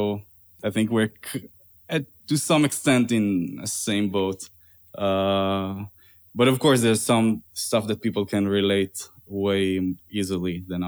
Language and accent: English; Tel Aviv District, Israel; now in New York, United States; I'm originally from Tel Aviv area in Israel. I play guitar, jazz guitar, and compose. And I moved to New York 4.5 years ago.